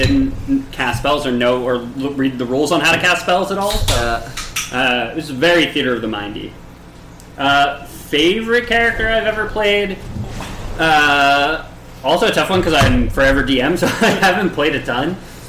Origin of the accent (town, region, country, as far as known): Canada